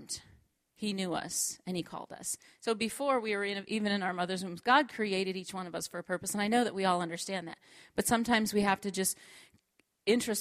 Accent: Minnesota, United States; moved away as an adult; also born or lived in Oklahoma; I was born and raised in Minnesota

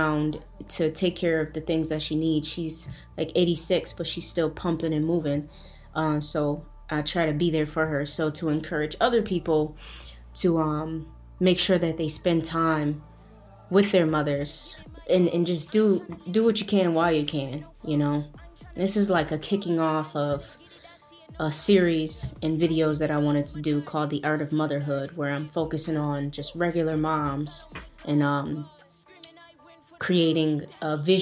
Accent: Buffalo, New York, United States; I'm from Buffalo, New York, upstate New York

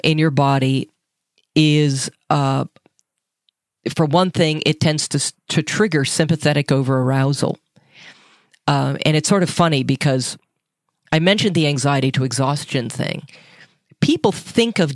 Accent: Minnesota, United States; I'm from Minnesota

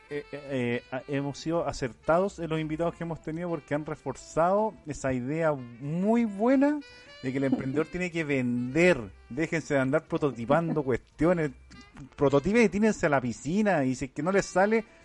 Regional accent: Iquique, Tarapacá, Chile; Ya cuando entro en confianza digo que soy de Iquique, ¿cachai? Quiqueña de corazón

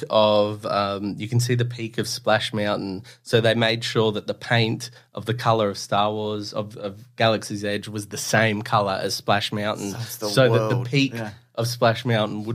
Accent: Australia; I'm Australian

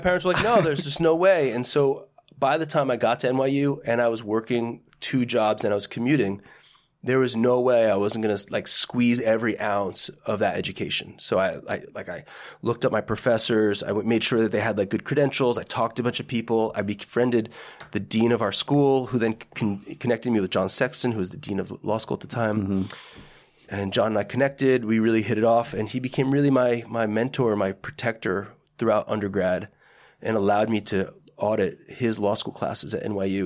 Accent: Parsippany, New Jersey, United States; I say Parsippany because most people don't know what Lake Hiawatha is

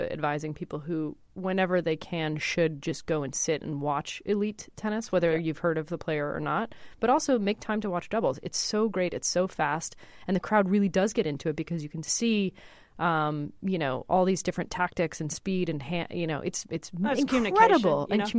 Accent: Montreal, Quebec, Canada; My hometown, yeah.

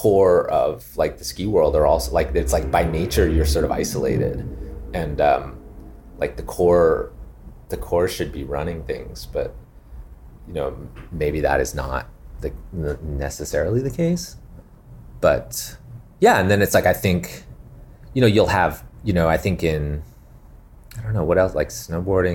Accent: Calgary, Alberta, Canada; now in Los Angeles, United States; growing up in Calgary

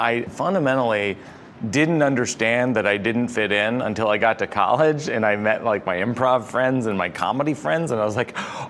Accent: Massachusetts, United States; moved away; I grew up in Massachusetts in a very, I would say, a very repressed culture.

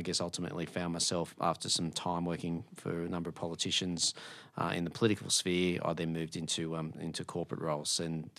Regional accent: New South Wales, Australia; now in Melbourne, Australia; I grew up in the Hunter region in New South Wales. I live and reside in Melbourne, and I now hold a job in Canberra.

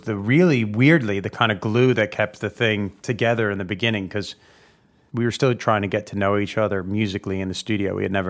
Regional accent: New York, United States; moved away as an adult; also born or lived in Los Angeles; originally from New York, singer-songwriter

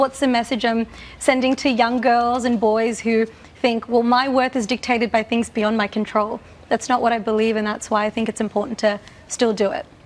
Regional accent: Australia; born and raised in Australia

